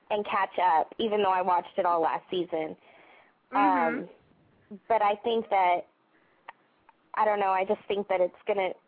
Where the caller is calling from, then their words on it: Annapolis, Maryland, United States; I'm calling from Annapolis, Maryland.